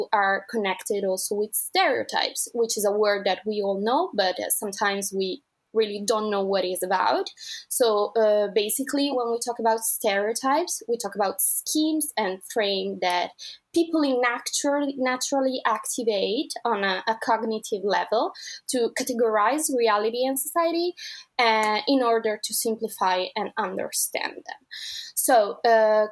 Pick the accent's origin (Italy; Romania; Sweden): Italy; Milan, Lombardy; I come from Italy, precisely Milan